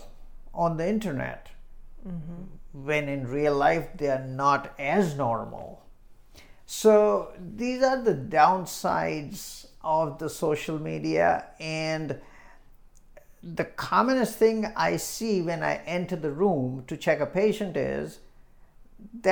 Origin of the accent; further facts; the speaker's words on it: India; now in Illinois, United States; When I was growing up in India